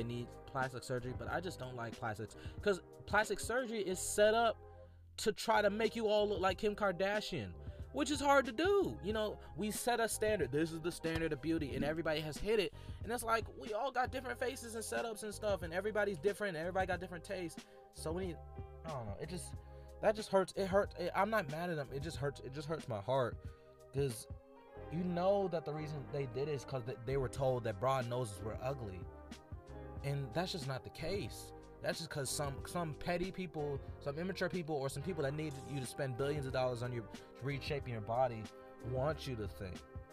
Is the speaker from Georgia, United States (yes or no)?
yes; Atlanta, Georgia, United States; I was raised in Atlanta, a predominantly black environment